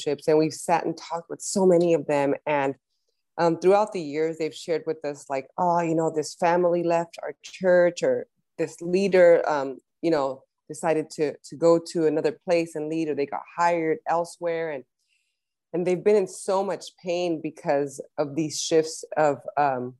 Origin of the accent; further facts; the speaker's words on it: Los Angeles, California, United States; both of us, born and raised in LA.